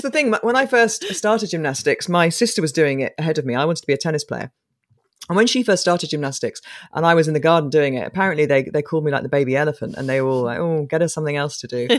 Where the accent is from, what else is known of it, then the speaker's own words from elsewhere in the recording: Coventry, West Midlands, United Kingdom; from this flat, two bedroom flat, three kids in Coventry.